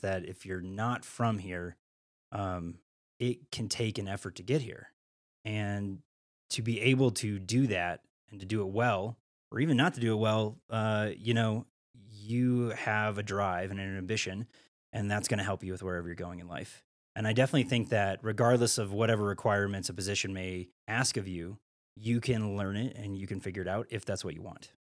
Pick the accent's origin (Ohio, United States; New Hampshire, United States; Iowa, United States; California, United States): Iowa, United States; moved away as an adult; also born or lived in Missouri / San Francisco / Chicago / Atlanta; now in Steamboat Springs, United States; I grew up in Iowa, and then I was born in Missouri